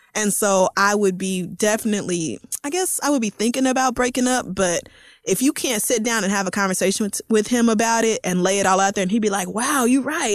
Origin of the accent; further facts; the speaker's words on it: Tulsa, Oklahoma, United States; moved away; I grew up in Tulsa, Oklahoma